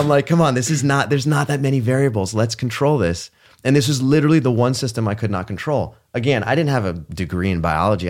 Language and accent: English; Palo Alto, California, United States; I grew up in Palo Alto, California.